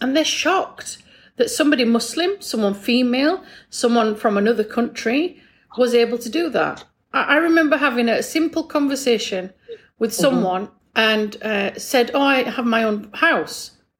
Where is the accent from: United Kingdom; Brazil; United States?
United Kingdom; England; I'm English background, special needs background. I was also senior leadership back in the UK.